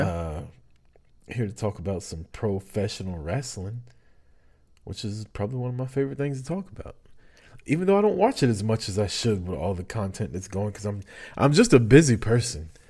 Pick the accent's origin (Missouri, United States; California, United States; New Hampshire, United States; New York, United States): Missouri, United States; I'm from Missouri, man. I'm from the Show Me State